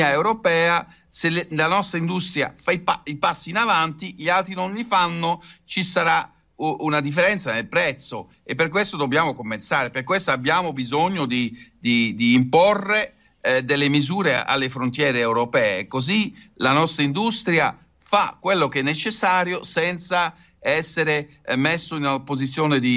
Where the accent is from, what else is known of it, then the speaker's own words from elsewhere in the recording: Netherlands; Italian is a second language; È un paese che così presso il mare avrà delle difficoltà, lo so da olandese, ma lo vedo anche per l'Italia.